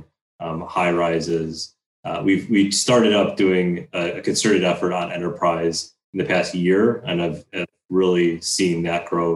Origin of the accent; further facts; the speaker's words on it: Chicago, Illinois, United States; growing up in Chicago